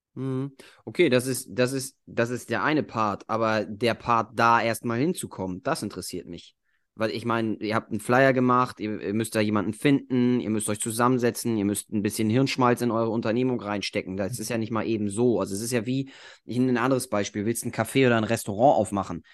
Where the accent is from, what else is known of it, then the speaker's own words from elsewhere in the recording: Germany; bei uns in Deutschland